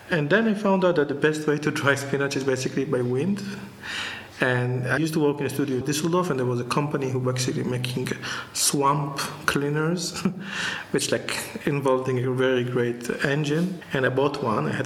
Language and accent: English; Jerusalem, Jerusalem District, Israel; I was born here, I grew up in Jerusalem